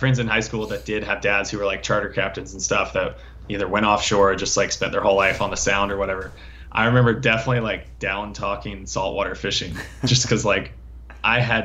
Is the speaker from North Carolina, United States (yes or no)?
yes; Cape Hatteras, Outer Banks, North Carolina, United States; I grew up here in Cape Hatteras